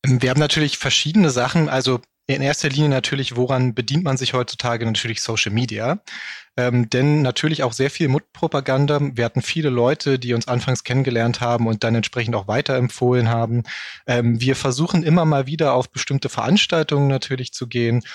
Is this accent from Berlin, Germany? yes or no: yes; Berlin, Germany; ich komme hier aus Berlin